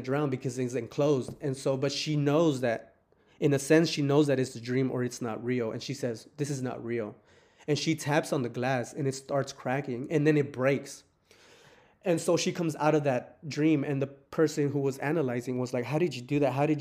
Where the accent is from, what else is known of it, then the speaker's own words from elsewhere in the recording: Texas, United States; I'm from Texas